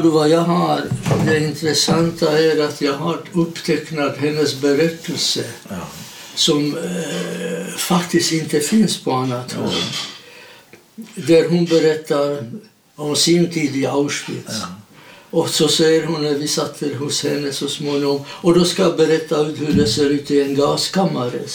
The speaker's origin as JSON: {"language": "Swedish", "town": "Hodonín", "region": "South Moravian Region", "country": "Czechia", "tie": "born or raised there", "second_language": "Swedish", "moved": "as an adult", "lives_now": "Sweden", "said": "Jag är född i Tjeckoslovakien i en liten stad i Sydmären som heter Hordonin"}